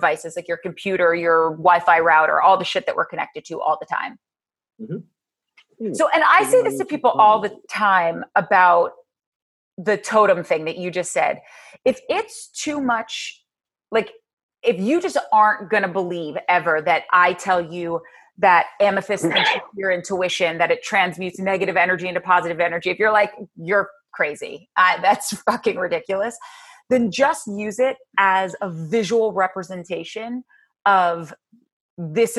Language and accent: English; New Jersey, United States; so I grew up, like I said, in Jersey, and I grew up 19 miles outside of New York City